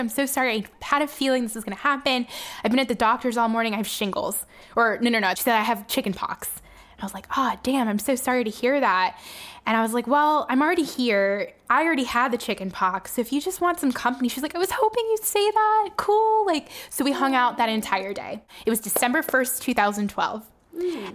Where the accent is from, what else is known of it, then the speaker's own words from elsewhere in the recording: Miami, Florida, United States; Miami, which is my hometown